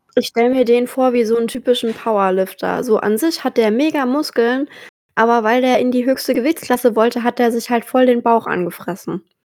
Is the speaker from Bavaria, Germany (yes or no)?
yes; about 45 minutes from Ochsenfurt, Bavaria, Germany; nur eine Dreiviertelstunde von meiner Heimat